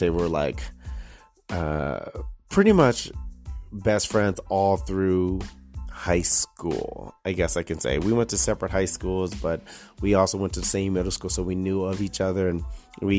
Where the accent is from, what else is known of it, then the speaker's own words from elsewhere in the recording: Detroit, Michigan, United States; moved away as an adult; now in Lake Mills, United States; I'm born and raised in Detroit, Michigan. I was on the west side.